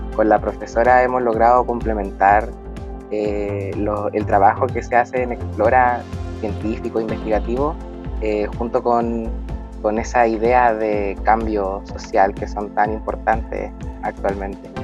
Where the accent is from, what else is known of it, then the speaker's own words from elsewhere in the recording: Arica, Arica y Parinacota, Chile; yo soy de Arica, Arica, nací en Arica y he vivido toda mi vida aquí